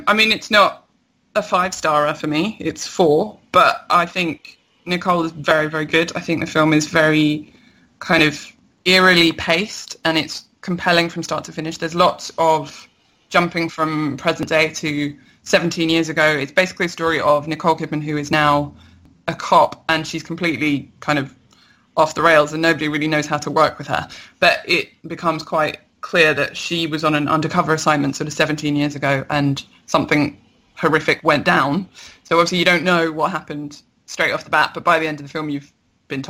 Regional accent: London, United Kingdom; I'm a Londoner

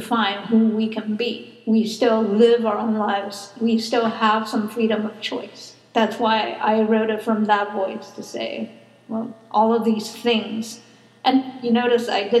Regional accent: United States; now in Phoenix, United States; I'm American

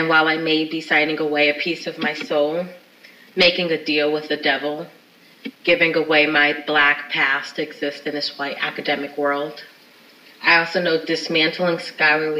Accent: Springfield, Massachusetts, United States; my hometown of Springfield, Massachusetts

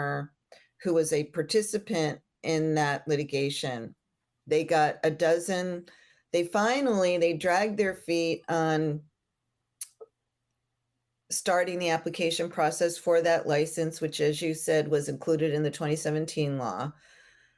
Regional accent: Florida, United States; I grew up in Florida, and hemp was a crop here in Florida also

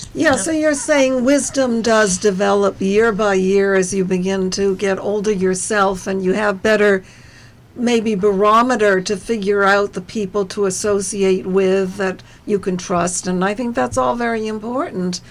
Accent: New Jersey, United States; we are all from New Jersey

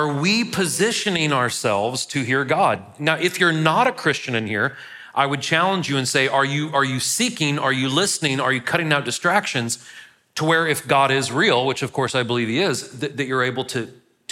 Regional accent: St. Louis, Missouri, United States; now in Murfreesboro, United States; I'm from St. Louis.

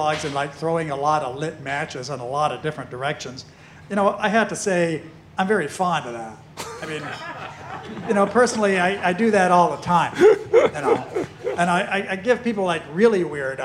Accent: United States; I'm American

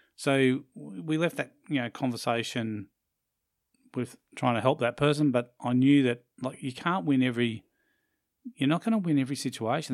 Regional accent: Australia; also born or lived in Brisbane, Queensland; we are Australian

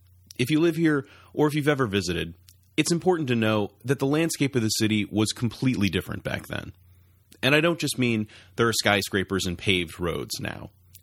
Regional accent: Boston, Massachusetts, United States; I'm from Boston.

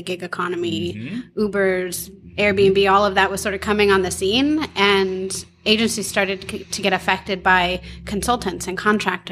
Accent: Huntington Beach, California, United States; moved away as an adult; also born or lived in San Fernando Valley, California; now in Portland, United States; I grew up in Huntington Beach, California, Surf City, USA

